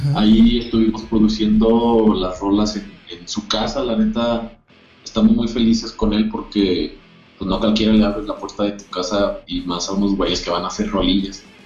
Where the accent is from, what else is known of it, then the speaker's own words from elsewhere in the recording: Zacatecas, Mexico; todos somos de Zacatecas